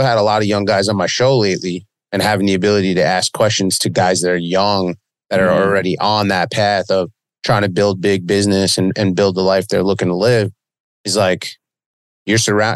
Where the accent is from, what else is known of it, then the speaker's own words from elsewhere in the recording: Long Beach, New York, United States; I've been here all my life, man. I grew up by the beach down here in Long Beach